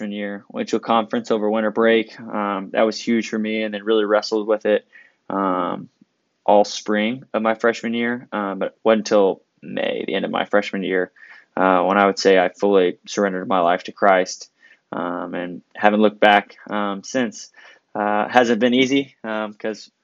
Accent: Houston, Texas, United States; moved away as an adult; now in Manhattan, Kansas, United States; I grew up in Houston, Texas

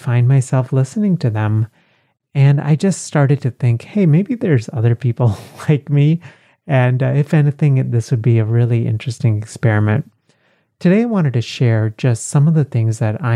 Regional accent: Texas, United States; Growing up in Texas

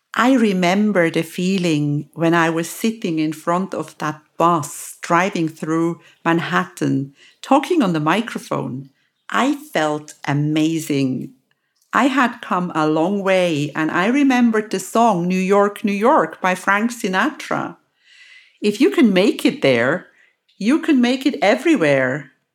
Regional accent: Lucerne, Switzerland; in my home country, in my actual hometown, Lucerne

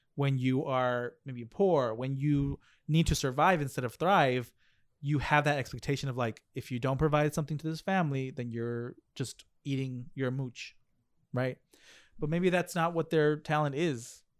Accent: United States; also born or lived in Mexico; I was raised in America

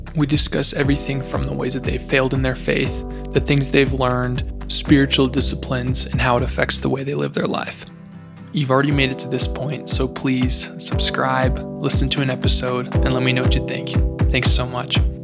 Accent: Golden, Colorado, United States; moved away as an adult; now in Newberg, United States; I was born in Golden, Colorado, and have spent the last four years up at George Fox University in Newberg, Oregon.

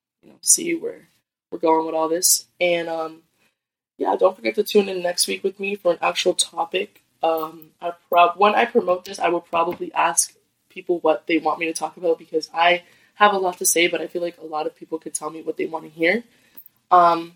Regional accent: Lowell, Massachusetts, United States; I'm born and raised in Lowell, Massachusetts

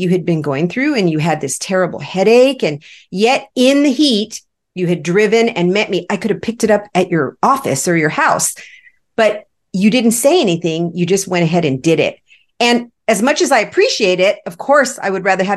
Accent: Los Angeles, California, United States; now in Arizona, United States; I grew up in Los Angeles. And even though I live in Arizona

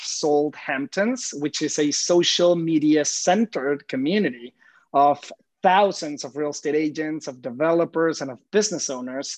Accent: Mexico; moved away as an adult; now in New York City, United States; I'm originally from Mexico, proud Mexican here, born and raised. So for the maybe first 25 years of my life or more, I lived in Mexico

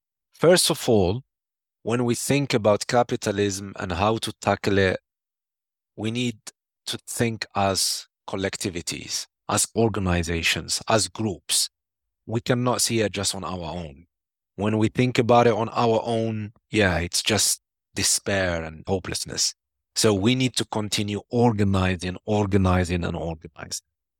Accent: Algeria; Started in Sudan, and then went to my home country, Algeria, and then Iraq and Lebanon.

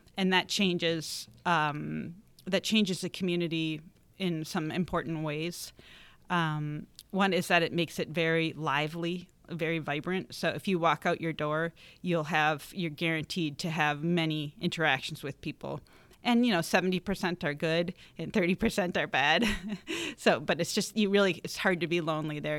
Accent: Eau Claire, Wisconsin, United States; moved away as an adult; grew up in Eau Claire

